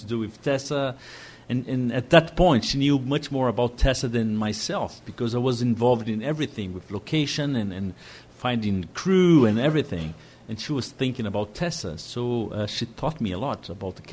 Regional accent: Brazil

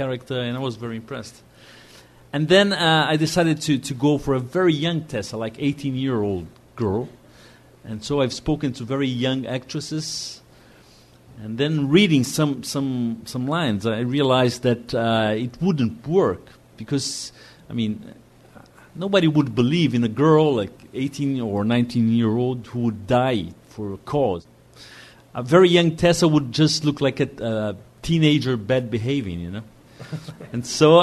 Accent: Brazil

